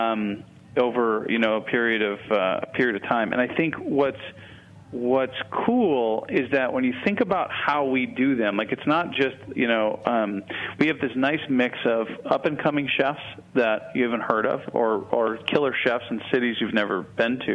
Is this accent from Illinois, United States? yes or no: yes; Chicago, Illinois, United States; moved away; I'm from Chicago